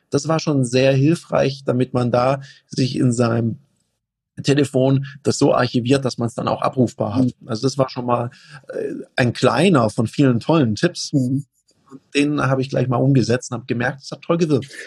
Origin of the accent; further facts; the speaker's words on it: Konstanz, Baden-Württemberg, Germany; moved away; Ja, also ich komme ja ursprünglich aus Konstanz am Bodensee, ja.